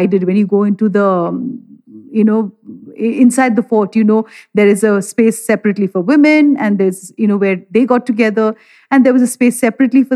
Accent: Delhi, India; I'm from Delhi

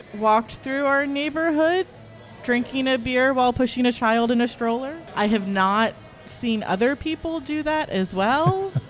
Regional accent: Cincinnati, Ohio, United States

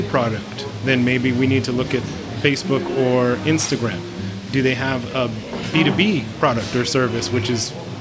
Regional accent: United States; moved away; I'm from America

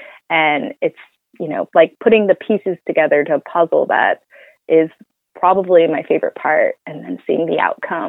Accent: Oakland, California, United States; I'm originally from Oakland

